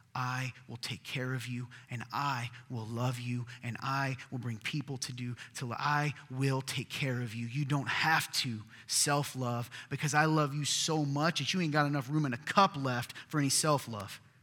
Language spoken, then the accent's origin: English; the South, United States; I'm from the South